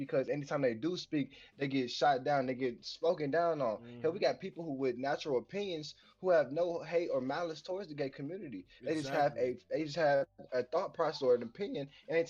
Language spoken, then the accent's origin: English; Nashville, Tennessee, United States; born or raised there